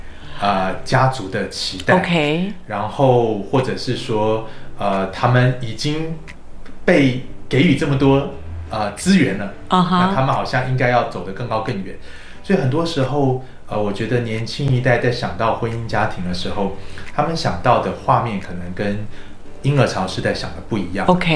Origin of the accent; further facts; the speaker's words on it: Taiwan; moved away as an adult; also born or lived in United States; 那我是在台湾出生长大的